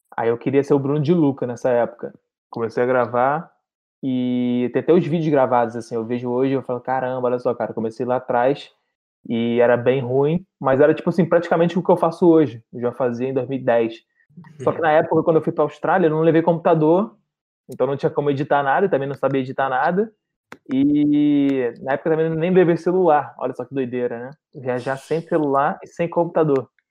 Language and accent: Portuguese; Rio de Janeiro, Brazil; sou aqui do Rio de Janeiro